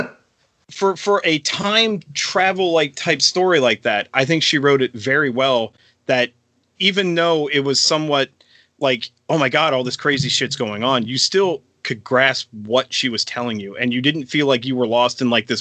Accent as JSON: {"language": "English", "town": "York", "region": "Pennsylvania", "country": "United States", "tie": "born or raised there", "said": "a church in good old York, Pennsylvania, my hometown"}